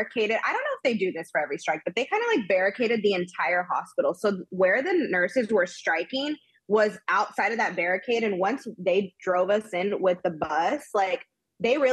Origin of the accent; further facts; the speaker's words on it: Austin, Texas, United States; moved away as an adult; now in Los Angeles, United States; I'm from Austin. I'm born and raised in Austin.